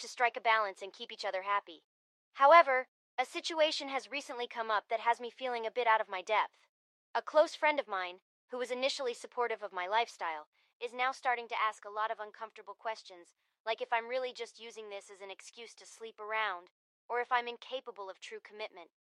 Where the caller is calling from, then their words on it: San Francisco, California, United States; I'm calling from San Francisco